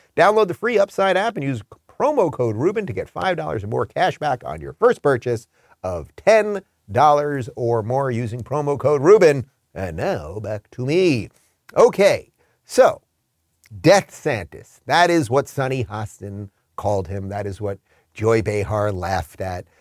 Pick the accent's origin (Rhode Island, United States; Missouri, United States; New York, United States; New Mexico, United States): New York, United States; Long Island; moved away as an adult; also born or lived in Brooklyn, New York; now in Florida, United States; I'm a true New Yorker. I was born in Brooklyn. I grew up in Long Island.